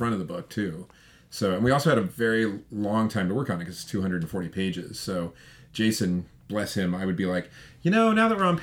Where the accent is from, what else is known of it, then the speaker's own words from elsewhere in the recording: Colorado, United States; I grew up in Colorado, and they made you go to camp for a week during the school year.